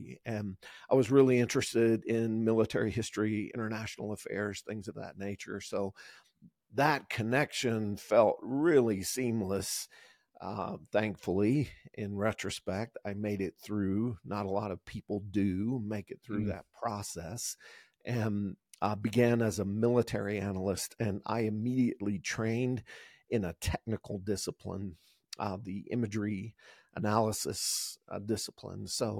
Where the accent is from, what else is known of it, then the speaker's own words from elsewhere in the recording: the South, United States; growing up in the South and in areas that had a lot of opportunity for that as far as the outdoors component.